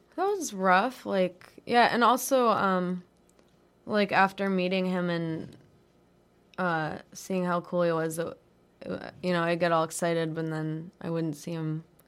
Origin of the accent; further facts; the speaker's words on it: Denver, Colorado, United States; moved away; I'm from Denver.